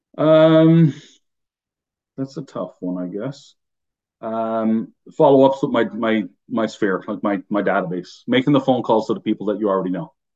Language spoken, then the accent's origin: English; Newfoundland and Labrador, Canada; accent: Newfie; moved away as an adult; my Newfie accent comes out, even though I've been, you know, I left home almost 30 years ago.